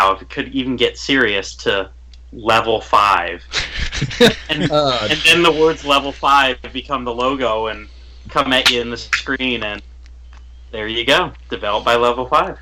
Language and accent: English; St. Petersburg, Florida, United States; I'm from the St. Petersburg area